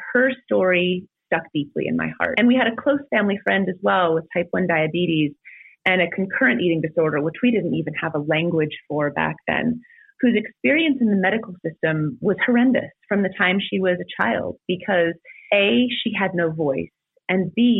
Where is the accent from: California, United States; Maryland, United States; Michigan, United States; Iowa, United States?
California, United States; moved away as an adult; I grew up in California.